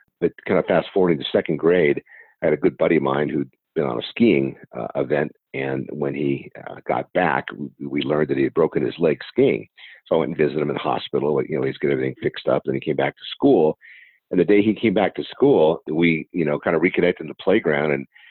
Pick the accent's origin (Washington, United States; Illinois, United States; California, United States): California, United States; San Diego; Born and raised here in San Diego, California.